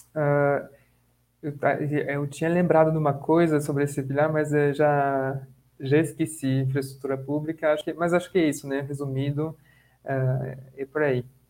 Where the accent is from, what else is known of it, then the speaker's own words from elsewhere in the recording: France; now in Brazil; eu sou francês